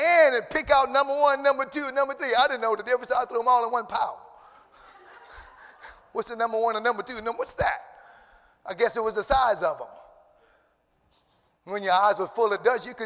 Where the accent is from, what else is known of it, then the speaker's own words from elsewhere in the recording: Cajun, Louisiana, United States; accent: Cajun; I feel my Cajun accent wanting to come out this morning